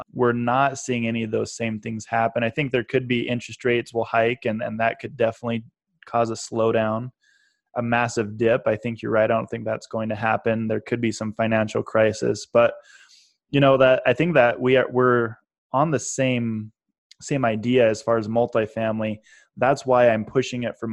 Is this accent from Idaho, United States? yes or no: yes; Idaho, United States; I'm from Idaho, so I can say that kind of stuff because I'm a redneck at heart